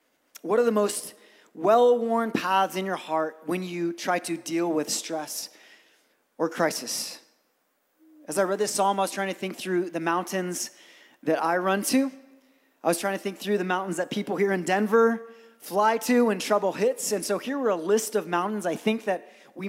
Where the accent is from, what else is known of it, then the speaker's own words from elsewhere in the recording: Brazil; moved away; I grew up in Brazil